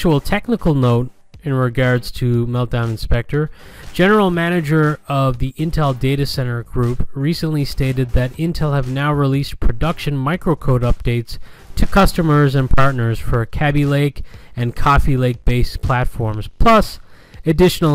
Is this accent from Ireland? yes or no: yes; Galway, Connacht, Ireland; I am from Galway in the west of Ireland